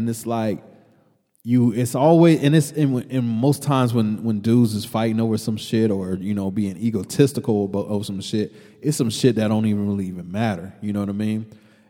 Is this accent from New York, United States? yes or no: yes; New York, United States; New York and hip hop, like for when we grew up in New York in hip hop, it was like they could always only be one king of New York.